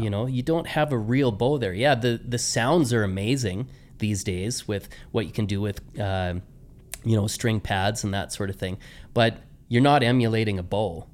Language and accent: English; Medicine Hat, Alberta, Canada; also born or lived in Saskatchewan; my my upbringing was in Medicine Hat, and uh, went through conservatory training there